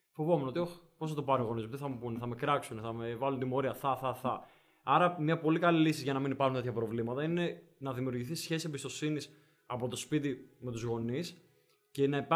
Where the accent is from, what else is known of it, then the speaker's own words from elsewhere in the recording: Denmark; Επειδή είμαι, είμαι από Δανία.